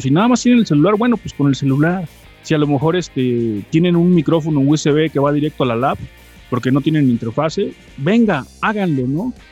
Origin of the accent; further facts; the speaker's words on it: Veracruz, Mexico; now in Puebla, Mexico; yo llevo en Puebla este, viviendo ya bastantes años, este, aunque no soy de acá, soy de Veracruz